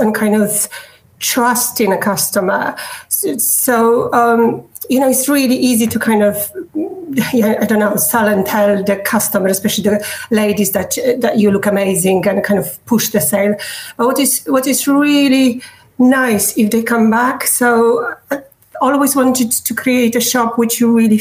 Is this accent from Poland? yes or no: yes; Poland; English is a second language; moved away as an adult; now in Surrey, United Kingdom; I study marketing back in Poland, and I work in marketing.